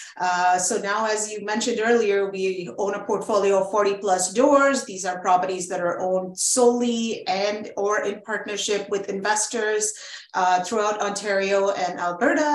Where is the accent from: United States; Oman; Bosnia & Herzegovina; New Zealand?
Oman; also born or lived in Montreal, Canada / Iran / India; now in Canada; we grew up in Oman, the Sultanate of Oman